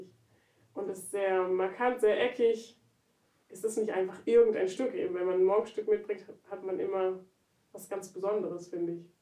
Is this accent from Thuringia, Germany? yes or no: no; Berlin, Germany; Also ich komme ja aus Berlin, und dann eben aus Frohnau. Und Frohnau ist wirklich da ganz, ganz oben im Norden.